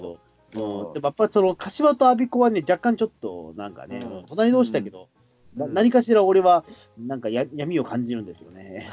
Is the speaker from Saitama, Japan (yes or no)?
no; Hachioji, Tokyo, Japan; 俺八王子です